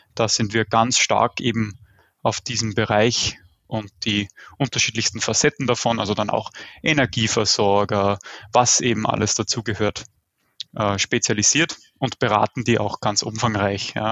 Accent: Austria; Ich weiß immer nicht, wie stark man das am Akzent hört. Ich komme aus Österreich, also so dem deutschsprachigen Süden

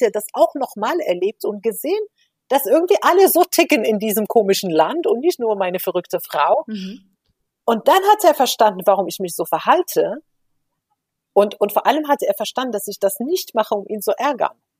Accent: Morocco; first language Moroccan Arabic; German is a second language; moved away as an adult; also born or lived in Spain; ich bin ja in Marokko geboren und aufgewachsen

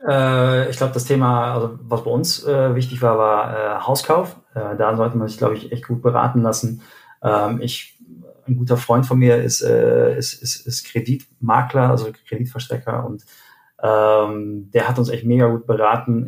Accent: Arnhem, Gelderland, Netherlands; moved away as an adult; also born or lived in Steinheim, Germany / South Africa / Cologne, Germany; now in Germany; Und wir sind aber eigentlich direkt nach meiner Geburt äh, nach Arnheim gezogen

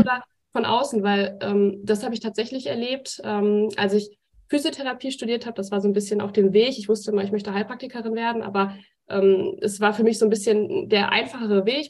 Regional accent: Bochum, North Rhine-Westphalia, Germany; Ich komme ja aus Bochum, wohne jetzt in einem Ort weiter

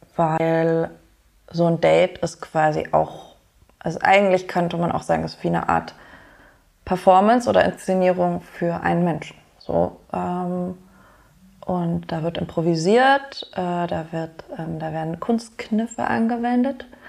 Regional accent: Germany; now in Berlin, Germany; ich bin in Deutschland geboren

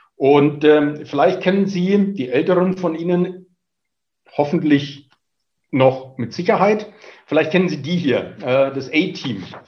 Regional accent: Franconia, Bavaria, Germany; accent: Franconian; moved away as an adult; now in Munich, Germany; Sie hören es am Zungenschlag. Ich bin gebürtiger Franke, äh, sitze aber seit äh, über 20 Jahren hier in München fest

